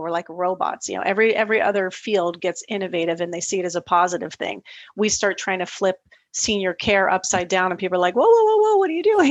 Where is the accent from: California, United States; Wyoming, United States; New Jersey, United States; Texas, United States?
California, United States; Los Angeles; now in Montreal, Canada; I'm from Los Angeles, but I live in Montreal now